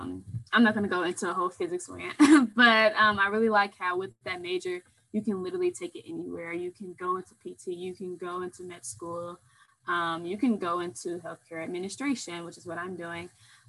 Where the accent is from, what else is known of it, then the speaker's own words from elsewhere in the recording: St. Louis, Missouri, United States; I'm a second year physics and medicine student from St. Louis, Missouri.